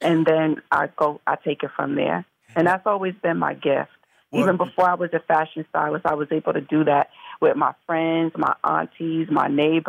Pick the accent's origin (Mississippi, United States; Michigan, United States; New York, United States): New York, United States; Mount Vernon; Yes, no, I'm from Mount Vernon, New York originally, which is Westchester County, the suburbs, and I'm born and raised.